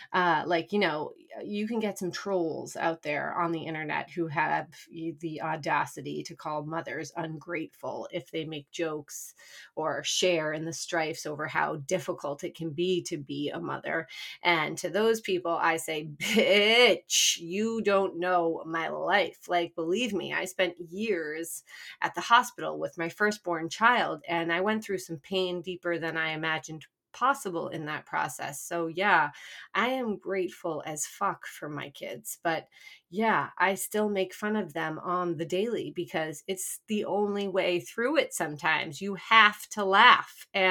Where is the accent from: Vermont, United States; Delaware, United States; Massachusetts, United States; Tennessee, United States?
Massachusetts, United States; now in New York, United States; I'm from Massachusetts originally.